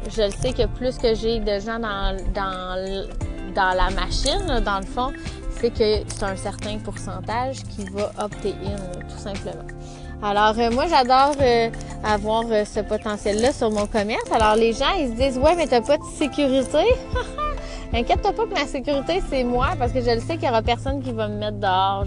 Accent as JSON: {"language": "French", "town": "Saint-Félix-de-Valois", "region": "Quebec", "country": "Canada", "said": "Je suis de Saint-Félix de Valois"}